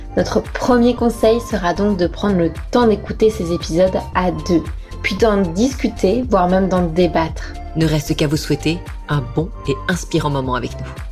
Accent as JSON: {"language": "French", "town": "Toulon", "region": "Provence-Alpes-Côte d'Azur", "country": "France", "said": "je viens de Toulon"}